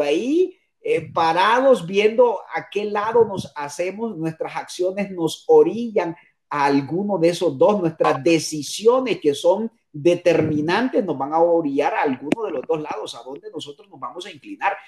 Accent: Honduras; moved away as an adult; now in Costa Rica; Soy hondureño, eh, soy hondureño

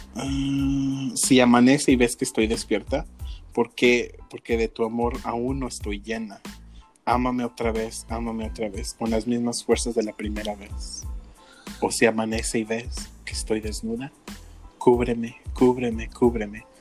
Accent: Mexico; moved away; yo soy mexicano, soy nacido en México

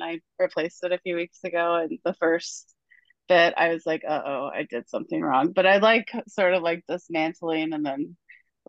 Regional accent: Arkansas, United States; I'm actually from Arkansas

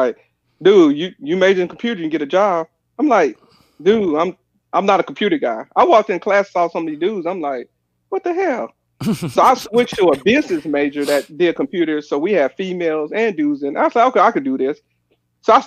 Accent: Pine Bluff, Arkansas, United States; moved away; also born or lived in St. Louis / Washington, D.C. / Fayetteville; We grew up in Pine Bluff

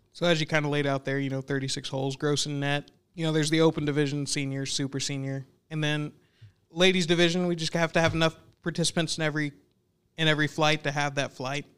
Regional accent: Newcastle, Oklahoma, United States; I grew up in Newcastle, you know, just south of Early Wine

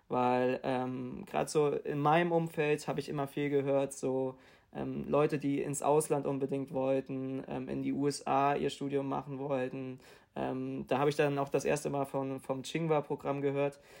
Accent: Hamburg, Germany; ich komme aus Hamburg

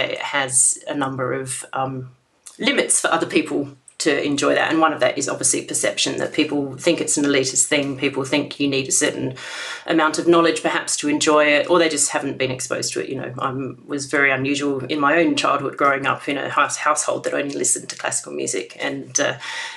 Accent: Australia; when I was growing up in Australia

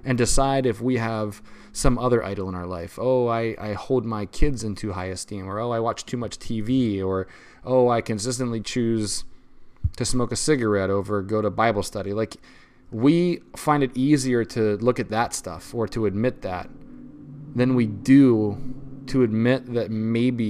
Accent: United States; as an American, as somebody who was a part of the most powerful regime ever to be on the face of the planet

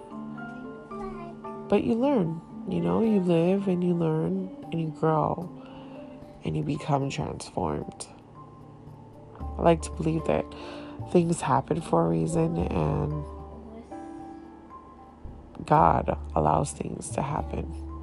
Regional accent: Miami, Florida, United States; first language Haitian Creole; I was raised in Miami

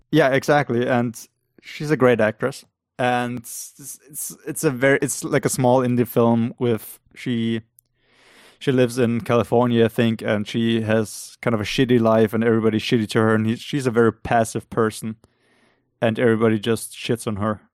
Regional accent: Austria; English is a second language; we're both from Austria

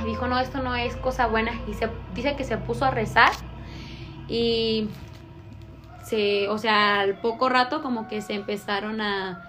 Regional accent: Manuel Doblado, Guanajuato, Mexico; yo soy de Doblado

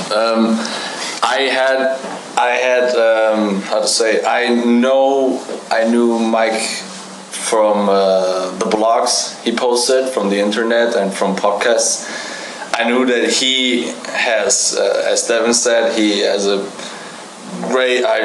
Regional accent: Germany; English is a second language; moved away as an adult; Um, I'm from Germany, Europe. Parents are from Portugal, like my name

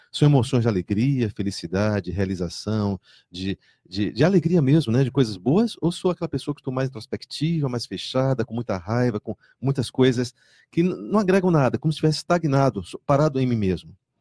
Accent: Salvador, Bahia, Brazil; now in Foz do Iguaçu, Brazil; eu venho de Salvador

